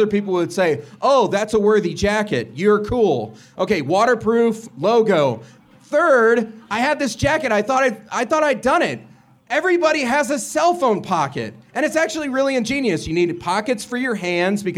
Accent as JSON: {"language": "English", "region": "Illinois", "country": "United States", "moved": "yes", "lives_now": "Colorado, United States", "said": "I'm from Illinois and I moved out to Colorado"}